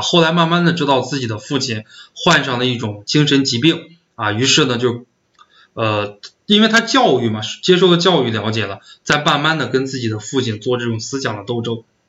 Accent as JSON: {"language": "Chinese", "region": "northern China", "country": "China", "said": "因为我是北方人"}